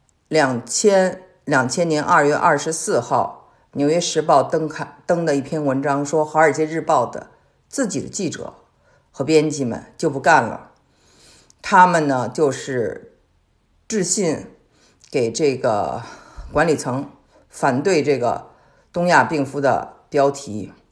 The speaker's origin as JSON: {"language": "Chinese", "country": "China", "said": "我们中国人都有印象啊。"}